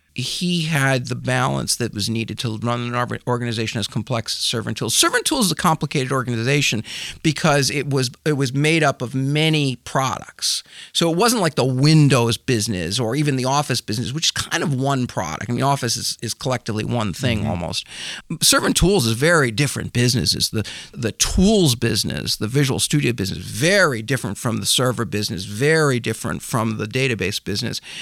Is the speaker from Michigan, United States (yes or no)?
yes; Michigan, United States; Grew up in Michigan